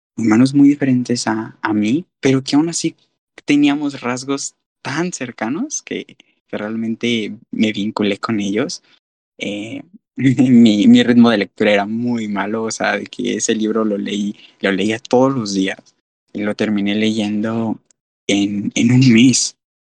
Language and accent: Spanish; Guadalajara, Jalisco, Mexico; soy de Guadalajara